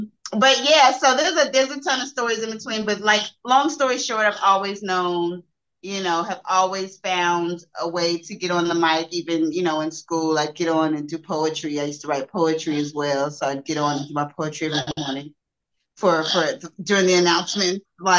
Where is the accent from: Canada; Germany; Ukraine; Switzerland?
Germany; born there; also born or lived in Turkey / Saudi Arabia; I'm a military brat, so. Yeah, I was born in Germany, but I lived in Turkey and Saudi Arabia.